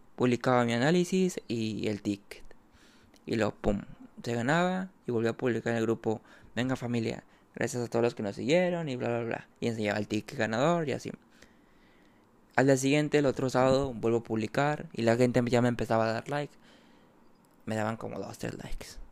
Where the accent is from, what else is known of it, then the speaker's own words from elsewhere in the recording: Mexico; soy mexicano y me dedico a ser tipster